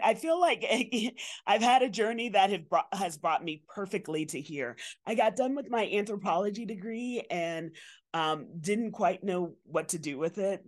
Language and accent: English; New York City, New York, United States; I grew up in Bronx, New York